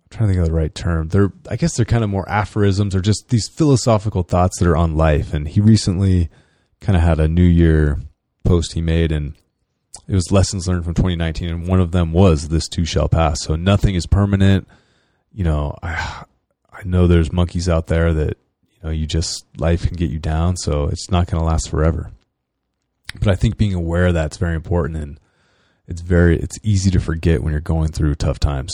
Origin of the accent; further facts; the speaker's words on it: Northern California, United States; I'm from California